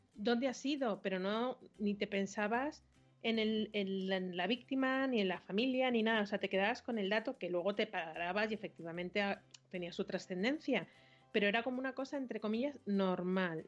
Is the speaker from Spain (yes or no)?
yes; Madrid, Community of Madrid, Spain; los que somos de Madrid